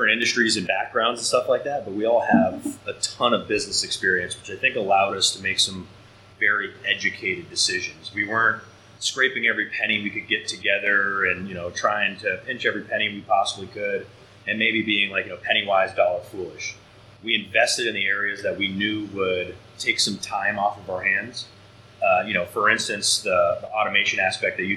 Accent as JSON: {"language": "English", "region": "Southern California", "country": "United States", "tie": "born or raised there", "moved": "yes", "said": "I was raised in Southern California"}